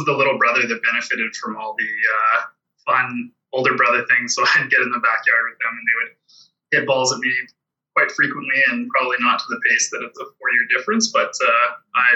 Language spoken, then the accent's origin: English; Grande Prairie, Alberta, Canada; I grew up in Grand Prairie